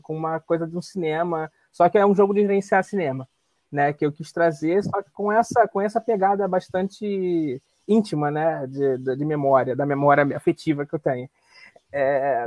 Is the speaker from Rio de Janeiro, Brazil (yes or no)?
yes; Rio de Janeiro, Brazil; sou carioca.